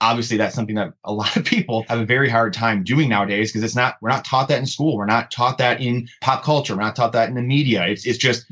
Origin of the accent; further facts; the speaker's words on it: Clarkston, Michigan, United States; I grew up in Michigan, obviously. Grew up in Clarkston, which is, you know, north metro Detroit based